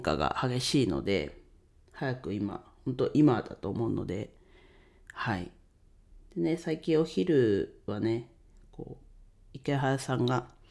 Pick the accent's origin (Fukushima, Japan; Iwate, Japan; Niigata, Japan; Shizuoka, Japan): Iwate, Japan; Ninohe; 地元岩手県二戸市でレンタルスペースを使って遊び場を提供しています。